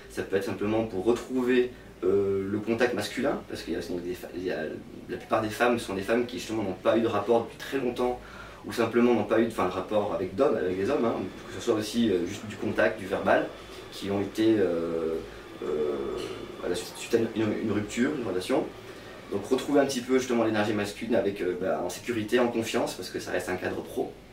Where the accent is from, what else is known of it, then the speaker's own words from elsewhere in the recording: south of France, France; now in Réunion, France; j'étais quand même du sud de la France